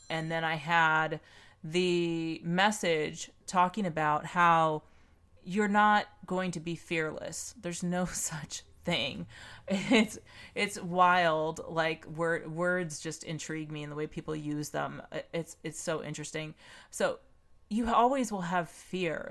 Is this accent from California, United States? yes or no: yes; Pomona, California, United States; I grew up in Pomona, California